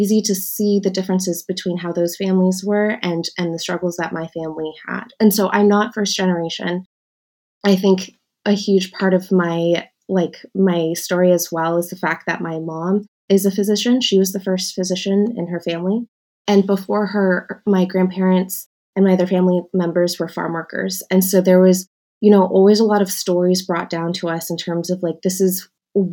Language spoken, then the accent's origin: English; San Diego, California, United States; I am from San Diego, California. I grew up actually in a suburb